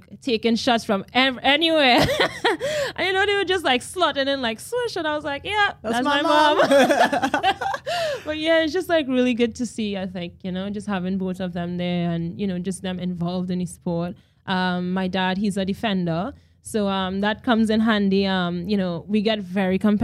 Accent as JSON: {"language": "English", "country": "Trinidad & Tobago", "tie": "born or raised there", "also_born_or_lived": "Wales / New Zealand", "moved": "as an adult", "lives_now": "Australia", "said": "in Trinidad and Tobago, I think we're heavily rooted in our culture"}